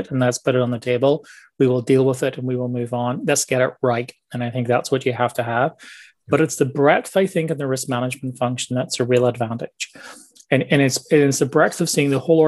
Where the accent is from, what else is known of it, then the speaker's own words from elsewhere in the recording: Northern Ireland, United Kingdom; also born or lived in England; now in Toronto, Canada; I'm originally from Northern Ireland, born and grew up there, spent some time in England